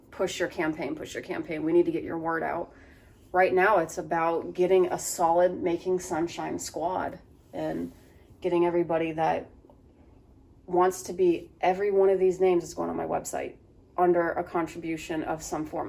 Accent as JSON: {"language": "English", "town": "Athens", "region": "Ohio", "country": "United States", "tie": "born or raised there", "said": "I grew up in the Appalachian Trails of Athens"}